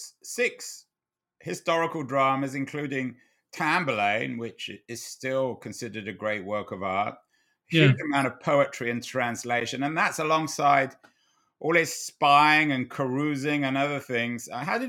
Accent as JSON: {"language": "English", "region": "London", "country": "United Kingdom", "tie": "born or raised there", "said": "I mean, I grew up in London, and Deptford then was about the last place in the world you ever wanted to be, on the south bank of the River Thames."}